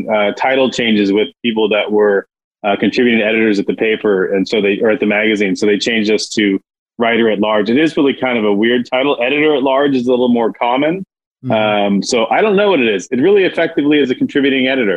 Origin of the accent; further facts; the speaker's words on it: San Jose, California, United States; now in Santa Barbara, United States; I was born up in San Jose, where I'm a fifth generation San Josean